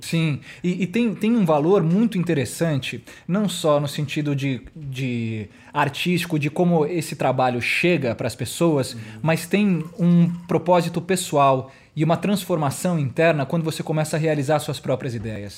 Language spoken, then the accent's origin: Portuguese; São Paulo, Brazil; eu sou aqui de São Paulo mesmo